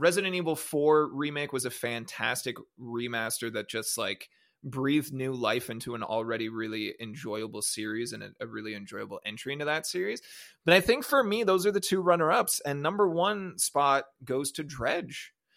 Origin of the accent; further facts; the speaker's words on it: Canada; I'm Canadian